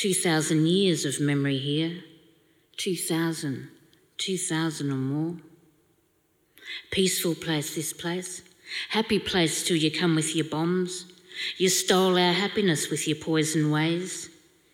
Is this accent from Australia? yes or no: yes; Australia